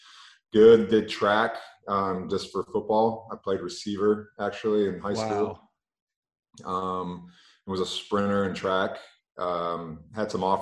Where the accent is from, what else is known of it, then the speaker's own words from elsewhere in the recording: Michigan, United States; I grew up in Michigan